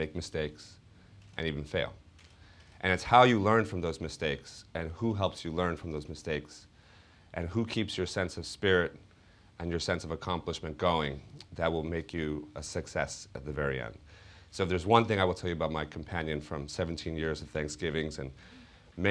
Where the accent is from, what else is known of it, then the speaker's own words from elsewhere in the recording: New York City, New York, United States; the same neighborhood I grew up in the Bronx